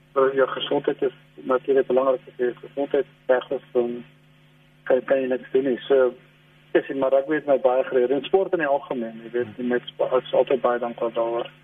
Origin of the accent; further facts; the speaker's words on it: South Africa; also born or lived in England; ons as Suid-Afrikaners